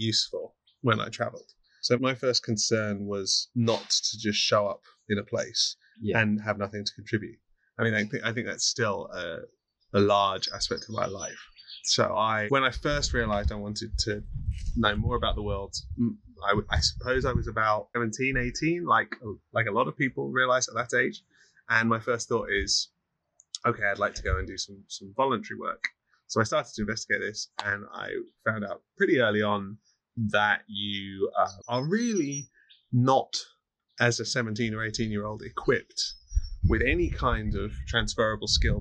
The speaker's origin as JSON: {"language": "English", "region": "England", "country": "United Kingdom", "moved": "as an adult", "lives_now": "Bangkok, Thailand", "said": "I'm an English teacher, both in the sense of being English and in the sense of teaching English"}